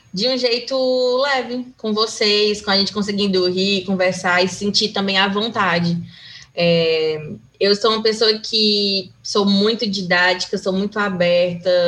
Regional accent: Fortaleza, Ceará, Brazil; Aqui em Fortaleza, né, que é de onde eu sou

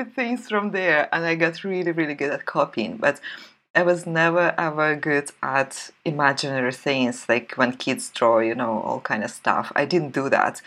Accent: Russia; moved away as an adult; also born or lived in St. Petersburg, Russia; I grew up in the Soviet Union

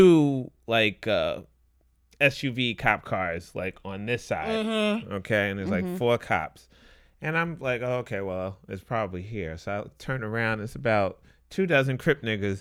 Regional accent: New York City, New York, United States; We from Brooklyn

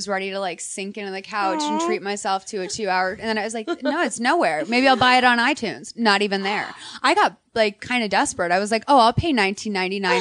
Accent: Boston, Massachusetts, United States; now in Glendale, United States; I grew up in Boston where there's like a huge Armenian population

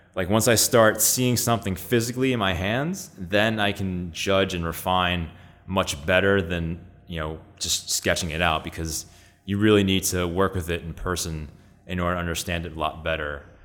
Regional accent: New York, United States; I was born and raised here in New York, in Astoria

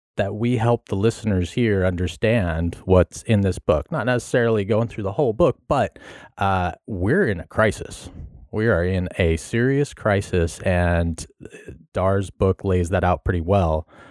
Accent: Carmel, California, United States; I grew up in California. I grew up down in, uh, Carmel, Monterey area

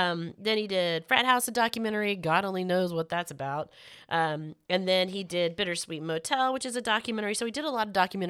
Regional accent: Florida, United States; I watched it because that was in Clearwater, Florida, and I'm from Florida, again.

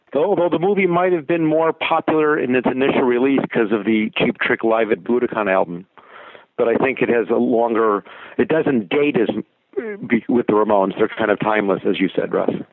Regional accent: Chicago, Illinois, United States; growing up in Chicago

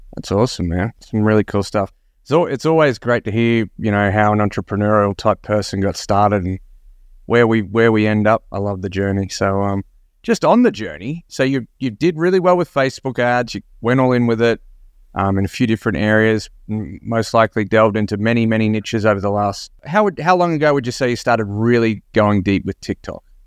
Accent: Australia; Another fellow Aussie

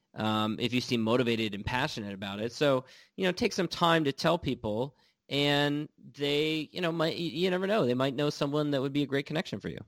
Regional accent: California, United States; also born or lived in Washington D.C.; I'm from California, I live in California now

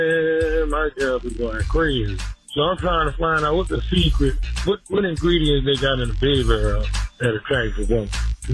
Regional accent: New Orleans, Louisiana, United States; I'm from New Orleans.

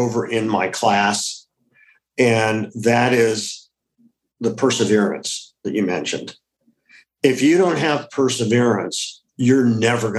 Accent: Ohio, United States; It was a classic Midwestern upbringing. I grew up in Ohio.

